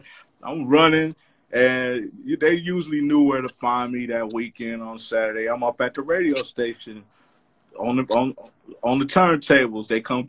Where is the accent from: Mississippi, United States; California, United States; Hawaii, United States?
California, United States; Los Angeles; born or raised there; also born or lived in Compton / Inglewood / Pacoima